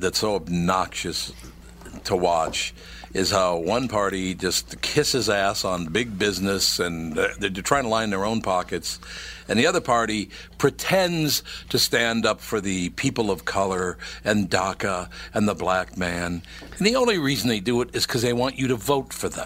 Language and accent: English; Minneapolis, Minnesota, United States; When I grew up in North Minneapolis, since I was a little kid